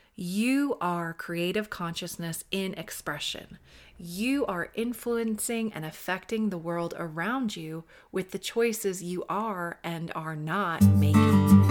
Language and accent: English; New York, United States; I'm a New Yorker